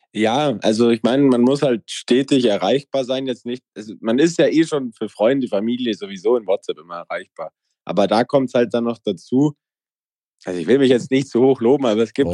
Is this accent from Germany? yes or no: yes; Allgäu, Bavaria, Germany; ich komme aus dem Allgäu, mein Dorf hat 80 Einwohner und 2000 Kühe.